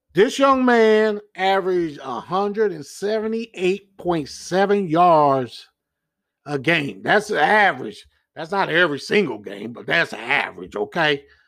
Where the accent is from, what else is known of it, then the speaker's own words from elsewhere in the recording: Kansas City, United States; I'm from Kansas City